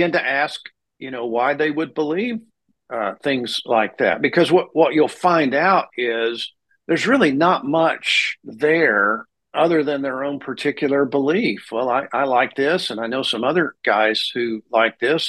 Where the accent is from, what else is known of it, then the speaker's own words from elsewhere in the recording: Amarillo, Texas, United States; I was born and raised in Texas